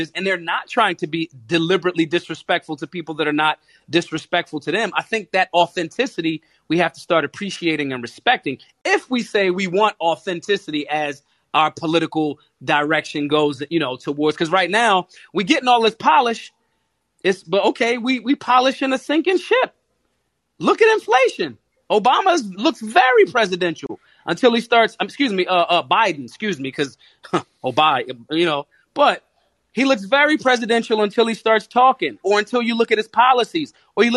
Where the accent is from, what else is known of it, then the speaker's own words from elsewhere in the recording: Philadelphia, Pennsylvania, United States; I'm from Philly. We say to our best friends in greeting, what's up, dickhead? People that we love. People, that's literally a Philadelphia slang.